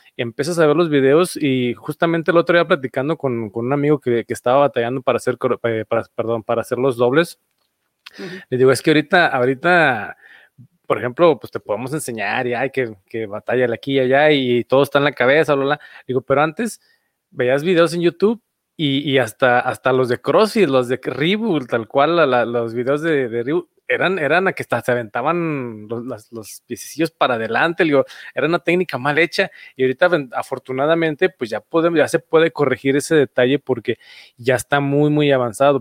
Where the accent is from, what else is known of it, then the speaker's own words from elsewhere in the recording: Aguascalientes, Mexico; soy de aquí de Aguascalientes